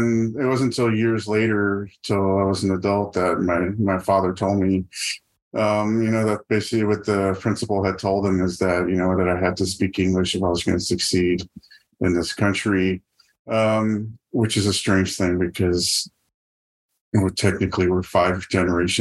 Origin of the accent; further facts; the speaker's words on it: Donna, Texas, United States; moved away as an adult; now in San Antonio, United States; I was born and raised in Donna, Texas